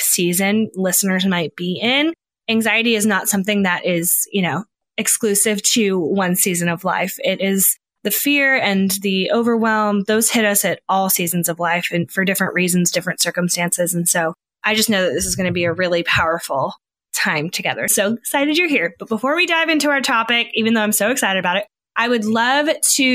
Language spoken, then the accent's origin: English; Bay Area, California, United States; moved away; I'm from the Bay Area originally